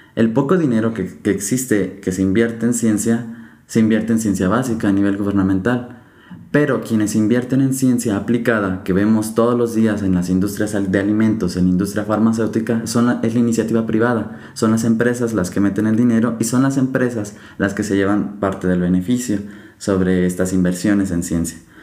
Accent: Mexico; como mexicanos no podemos ver

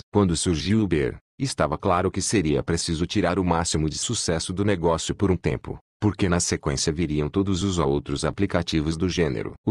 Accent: Londrina, Paraná, Brazil; Na minha infância, em Londrina, cidade com forte colonização japonesa, Havia um nipônico que, enquanto todo mundo plantava café, ele cultivava amendoim.

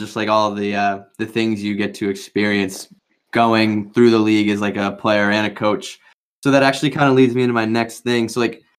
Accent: New Hampshire, United States; we're from New Hampshire

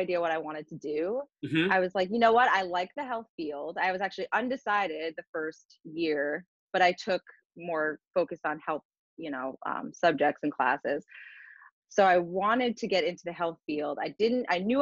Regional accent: Fair Lawn, New Jersey, United States; At Fairlawn High School, in my hometown.

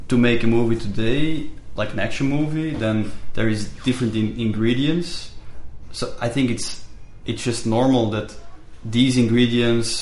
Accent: Belgium; I'm from Belgium.

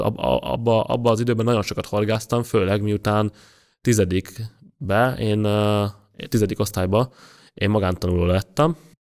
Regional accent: Budapest, Hungary; Ott nőttem föl, 13. kertben lakom, tőlem a Duna az 600 méterre

